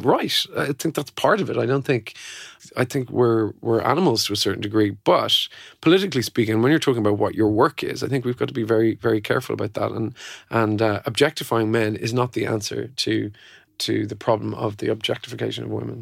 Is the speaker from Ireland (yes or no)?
yes; Ireland; I came from Catholic Ireland